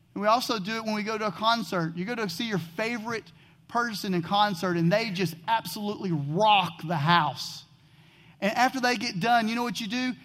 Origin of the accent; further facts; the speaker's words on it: Texas, United States; I grew up in Texas, and being from Texas, I am a huge Dallas Cowboy fan